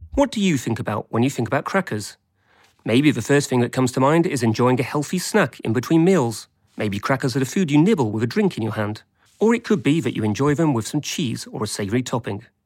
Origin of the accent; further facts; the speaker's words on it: England, United Kingdom; I grew up in England